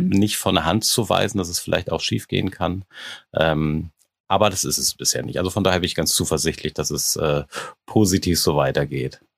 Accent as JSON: {"language": "German", "region": "Hamburg", "country": "Germany", "moved": "as an adult", "lives_now": "Berlin, Germany", "said": "Ich äh, lebe und wohne in Berlin jetzt seit sechs Jahren, komme eigentlich ursprünglich aus, aus Hamburg"}